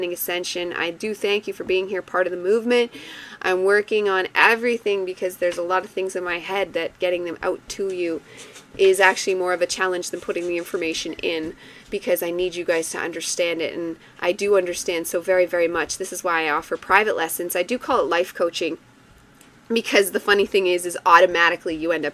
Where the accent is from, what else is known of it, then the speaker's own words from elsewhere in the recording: Canada; I have French blood, so I take delight in being involved in it again as a Canadian